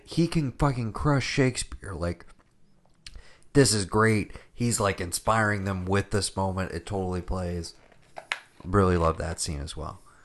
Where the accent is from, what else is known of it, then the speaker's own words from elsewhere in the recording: Japan; moved away; we grew up watching Taxi in Japan